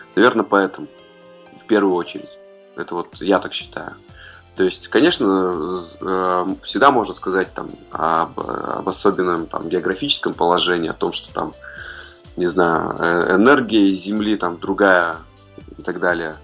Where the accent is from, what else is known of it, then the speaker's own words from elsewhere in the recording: Urals, Russia; now in Saint Petersburg, Russia; я родился на Уральской земле